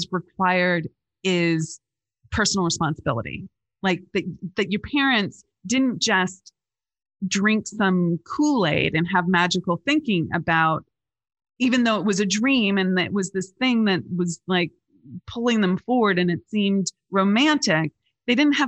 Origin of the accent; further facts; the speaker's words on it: California, United States; I grew up in California